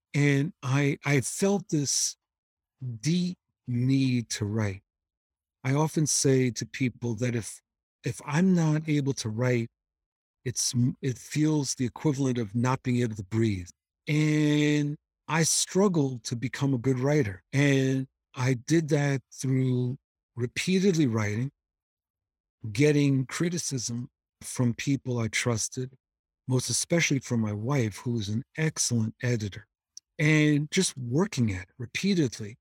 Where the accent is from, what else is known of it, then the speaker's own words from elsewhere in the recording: New York City, New York, United States; I grew up in New York, and my parents would take us, me and my sister, to Cape Cod during the summers